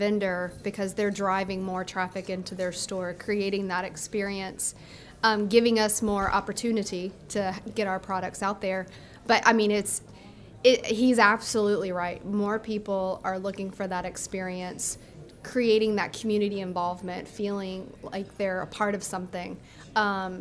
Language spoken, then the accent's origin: English; North Louisiana, United States; now in South Louisiana, United States; Being that I'm from North Louisiana